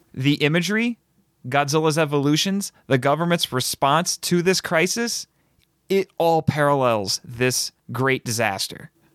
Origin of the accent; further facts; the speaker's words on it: United States; I'm very happy being an American